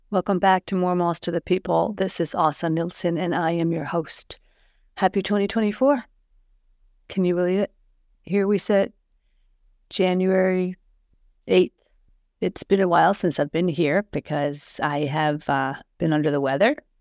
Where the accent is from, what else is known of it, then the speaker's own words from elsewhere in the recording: Columbus, Ohio, United States; now in Sweden; I'm from Ohio. I consider myself to be from Columbus, Ohio.